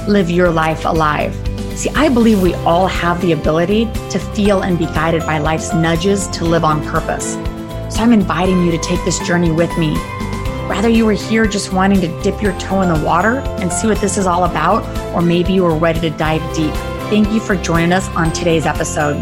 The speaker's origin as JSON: {"language": "English", "country": "United States", "said": "I'm American, actually living in Belize for the winter"}